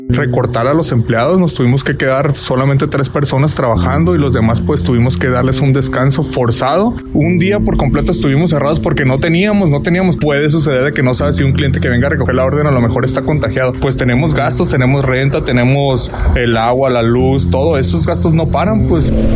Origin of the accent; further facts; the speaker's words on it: Culiacán, Sinaloa, Mexico; moved away as an adult; now in Pomona, United States; Yo soy de Culiacán, nací en Culiacán